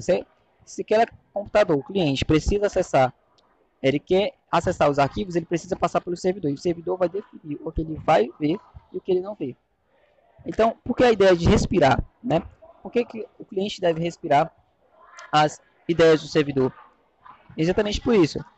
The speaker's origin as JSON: {"language": "Portuguese", "town": "Fortaleza", "region": "Ceará", "country": "Brazil", "said": "eu sou aqui de Fortaleza, Ceará"}